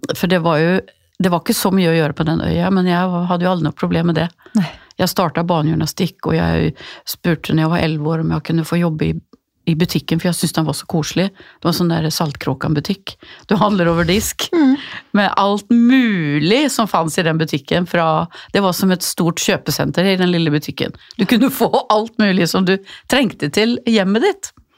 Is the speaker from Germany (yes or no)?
no; Gothenburg, Västra Götaland, Sweden; min hjemby Göteborg